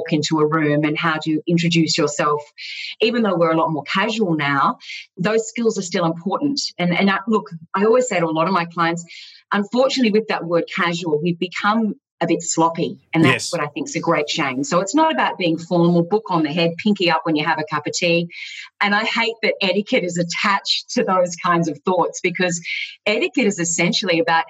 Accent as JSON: {"language": "English", "town": "Gold Coast", "region": "Queensland", "country": "Australia", "tie": "born or raised there", "also_born_or_lived": "Melbourne", "said": "I was born in Melbourne, but moved to the gorgeous Gold Coast at a very young age and basically grew up there"}